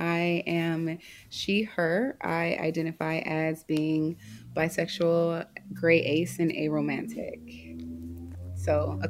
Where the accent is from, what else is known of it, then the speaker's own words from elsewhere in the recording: Los Angeles, California, United States; It wasn't until I grew up in Los Angeles.